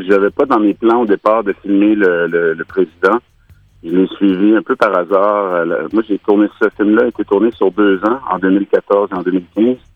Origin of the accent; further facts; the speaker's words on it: Quebec, Canada; ben, c'est certain que nous, ben moi, j'ai grandi en deux référendums.